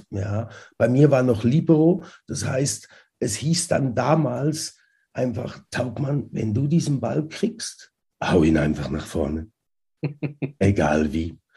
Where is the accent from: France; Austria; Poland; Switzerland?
Switzerland; Zurich; und dann in Zürich äh, aufgewachsen oder in der Schweiz aufgewachsen